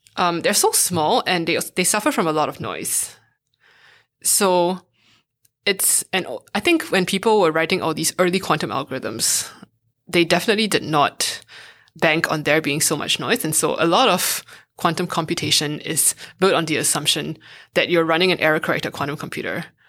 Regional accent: Singapore; moved away as an adult; also born or lived in United States; now in Berlin, Germany; I went to a math and science high school when I was growing up in Singapore

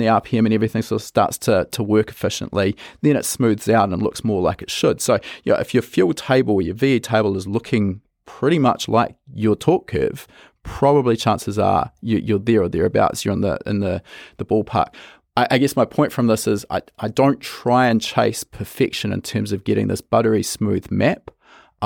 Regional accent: New Zealand; we come from New Zealand

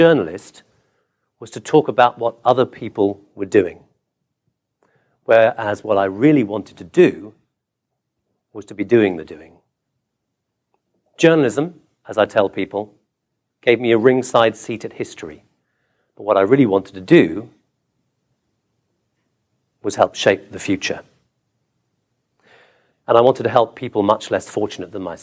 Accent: England, United Kingdom; also born or lived in Calcutta, India; now in Washington, D.C., United States; I'm English.

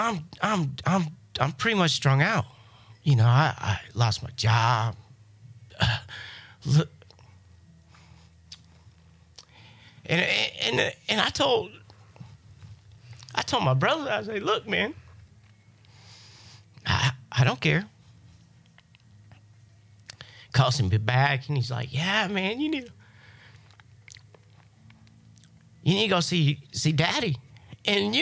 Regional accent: Kansas City, Missouri, United States; moved away as an adult; now in Florida, United States; I'm not from Florida. You know, I'm from good old Kansas City, Missouri.

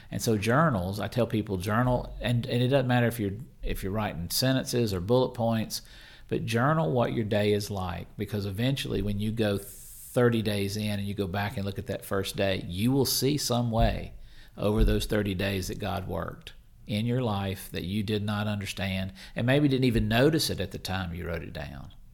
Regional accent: Mississippi, United States; I'm from Mississippi

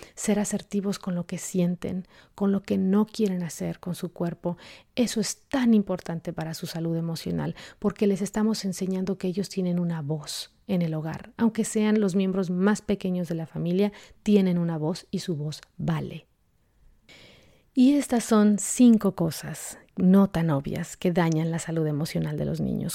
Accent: Mexico; en la cultura en la que yo crecí, yo soy de México

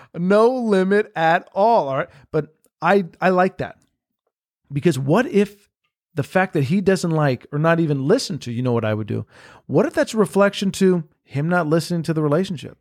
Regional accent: Miami, Florida, United States; now in Los Angeles, United States; growing up in Miami and, like, that kind of lifestyle and that kind of reality, then coming here to, uh, you know, L

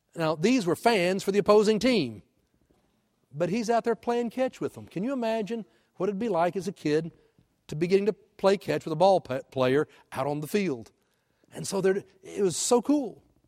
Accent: Houston, Texas, United States; moved away; I grew up in Houston

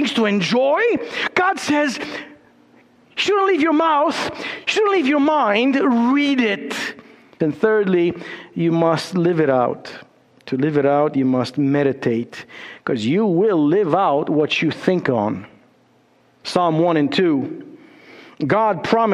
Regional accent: Romania; moved away; also born or lived in Chicago

